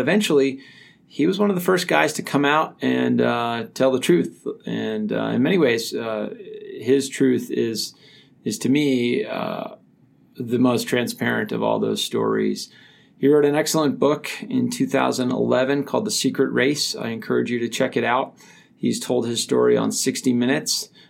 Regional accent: New Hampshire, United States; now in Missoula, United States; I grew up in New Hampshire

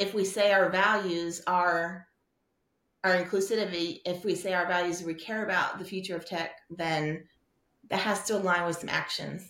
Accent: South Texas, United States; moved away; I grew up in South Texas, which is the South, but it's not the South

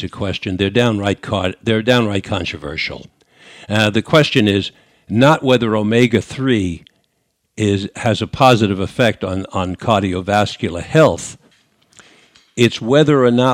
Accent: New York, United States; accent: New York; moved away; my New York accent from 50, 60 years ago

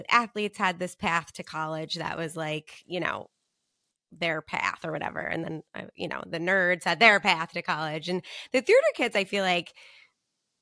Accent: Long Island, New York, United States; now in New Canaan, United States; growing up on Long Island

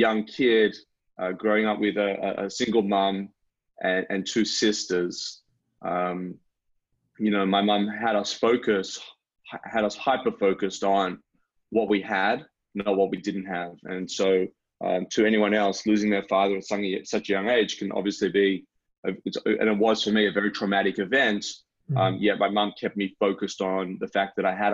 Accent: Sydney, New South Wales, Australia; moved away as an adult; also born or lived in Los Angeles, California; now in Melbourne, Australia; I'm originally from Sydney, Australia, but I spent nearly 9 years in Los Angeles, California

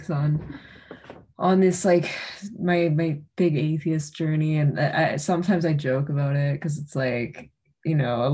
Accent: Canada; as the Canadian

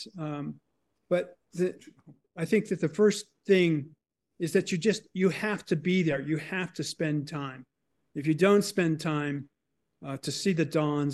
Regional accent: Boston, Massachusetts, United States; I grew up in the Boston area, in the suburbs and in the city, surrounded by people and traffic

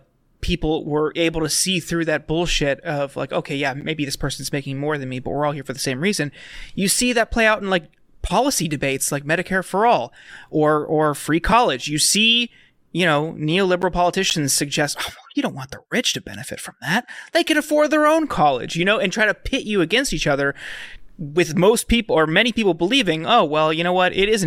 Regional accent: Lordstown, Ohio, United States; I mean, growing up near Lordstown, we saw it all the time. And you saw the shirts, the hats, the jackets, like my entire childhood.

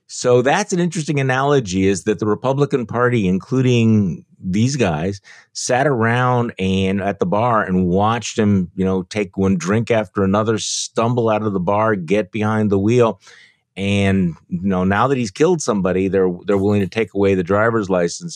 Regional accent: Wisconsin, United States; I'm from Wisconsin

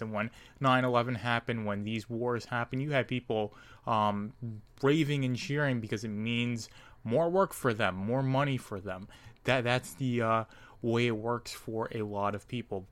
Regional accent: United States; me being an American, my country being the United States

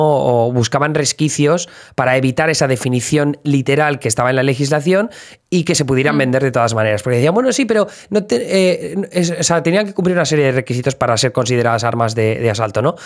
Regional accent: Spain; now in United States; desde el punto de vista español

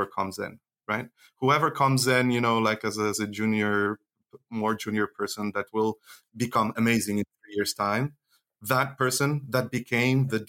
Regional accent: Switzerland; not only I'm an engineer, but I grew up in Switzerland

